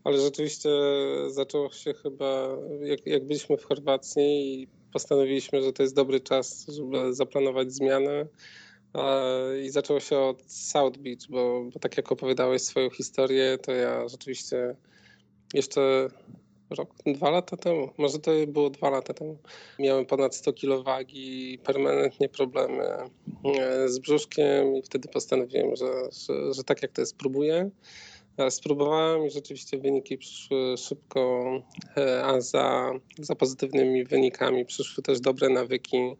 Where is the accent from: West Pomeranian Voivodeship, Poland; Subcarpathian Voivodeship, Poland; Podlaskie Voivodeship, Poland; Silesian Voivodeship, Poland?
Podlaskie Voivodeship, Poland; Białystok; moved away as an adult; now in Warsaw, Poland; W Warszawie mieszkamy 8 e, lat, a pochodzimy z Białegostoku.